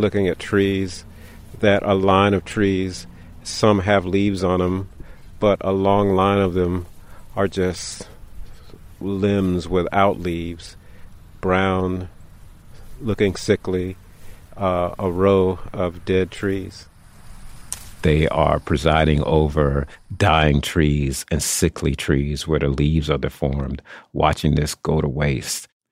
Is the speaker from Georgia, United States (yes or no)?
no; St. Petersburg, Florida, United States; moved away; I grew up in St. Petersburg